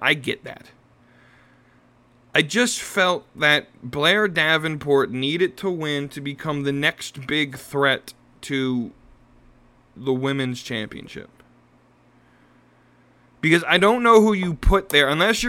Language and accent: English; Ireland; I'm Irish. I tend to try to at least appreciate the Irish gimmicks.